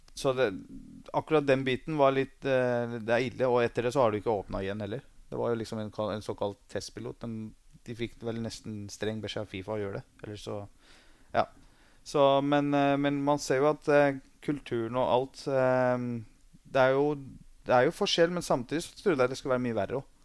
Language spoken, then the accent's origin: Norwegian; Løten, Innlandet, Norway; Norwegian is a second language; also born or lived in Iran / Hamar; Vi kom til, Nor eller til Løten, var vel i sjette klasse